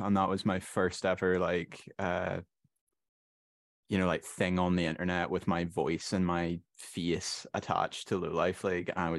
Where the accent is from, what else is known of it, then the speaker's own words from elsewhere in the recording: Northern Ireland, United Kingdom; I'm from Northern Ireland